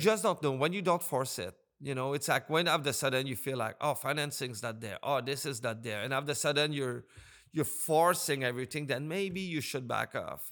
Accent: Montreal, Quebec, Canada; also born or lived in British Columbia; now in Nova Scotia, Canada; I'm originally from Montreal

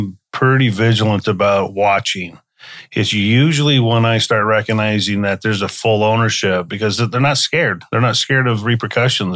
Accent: Wisconsin, United States; also born or lived in Garden Grove, California; now in California, United States; I was raised in Wisconsin, even though I was born in California. And then I've been back in California 35 years

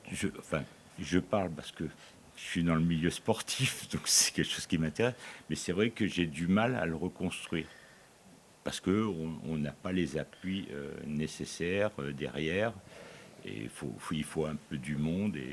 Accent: Aubagne, Provence-Alpes-Côte d'Azur, France; je suis d'Aubagne

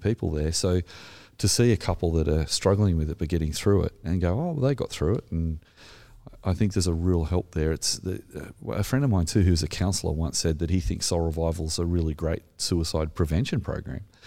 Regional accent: Australia; accent: Australian; my terrible Australian accent

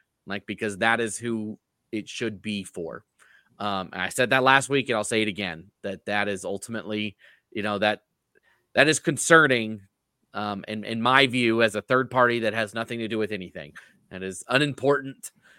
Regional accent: North Carolina, United States; I'm from North Carolina. I can't talk about twisted families.

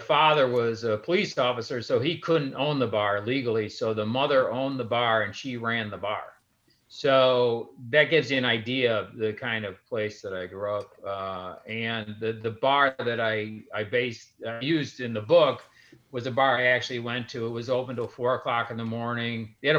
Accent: Chicago, Illinois, United States; I grew up in Central Austin on Chicago Avenue, and I grew up in a street called Menard

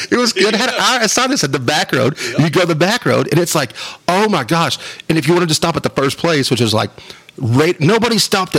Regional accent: Wolfforth, Texas, United States; also born or lived in Phoenix, Arizona / Biloxi, Mississippi; now in Lubbock, United States; Mark and I grew up in Wolfert

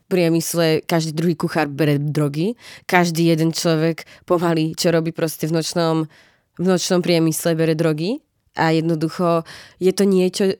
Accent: Slovakia; now in Prague, Czech Republic; ja som z malého mesta zo Slovenska, kde nemáme jeden klub

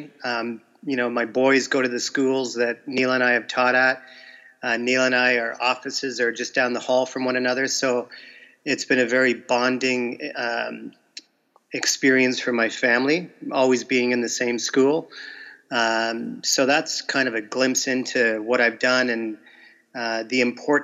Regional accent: Windsor, Ontario, Canada; moved away as an adult; I'm from Canada, Windsor, Ontario, which is a border city with Detroit, Michigan

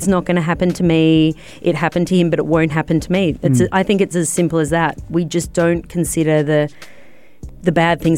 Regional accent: Australia; I know a lot about Aussie rules because I'm Australian and that's the sport I follow

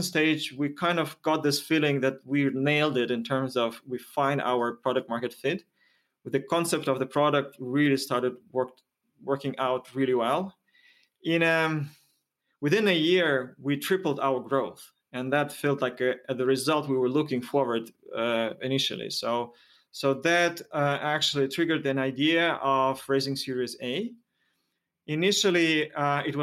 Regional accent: Moscow, Russia; moved away as an adult; now in Helsinki, Finland; I moved from Moscow, where I was born and lived my whole life, here to Finland, to Helsinki.

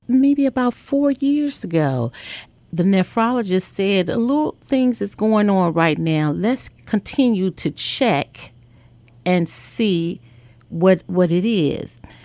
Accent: Chicago, Illinois, United States; I am a girl from Chicago, Illinois, on the south side of Chicago

